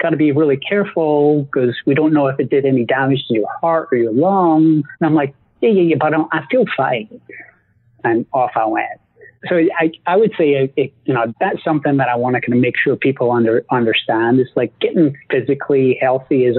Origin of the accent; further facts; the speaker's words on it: Scotland, United Kingdom; I'm Scottish